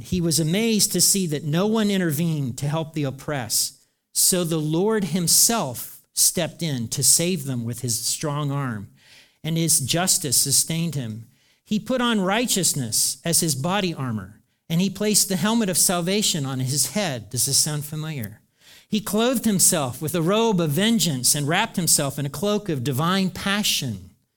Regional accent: United States; I'm an American too

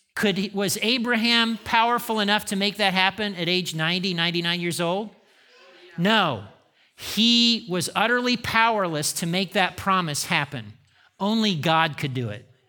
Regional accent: Indiana, United States; I grew up in Indiana

